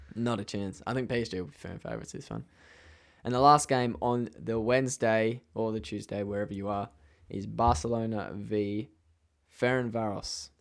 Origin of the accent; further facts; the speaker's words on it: Australia; accent: Australian; I have an Australian accent.